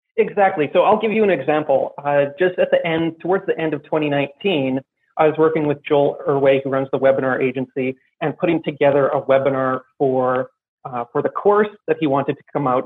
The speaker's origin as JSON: {"language": "English", "country": "Canada", "moved": "yes", "lives_now": "Armenia", "said": "I'm Canadian. I'm currently in Armenia"}